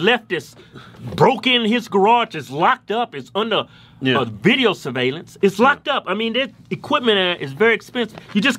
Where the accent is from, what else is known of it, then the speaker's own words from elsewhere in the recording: Martinsville, Virginia, United States; I was born in Martinsville, Virginia.